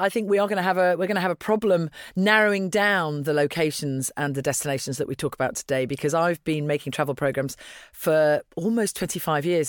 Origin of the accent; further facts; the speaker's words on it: Dublin, Leinster, Ireland; moved away; my passport is Irish, so that's something that you perhaps wouldn't have expected 'cause I was born in Dublin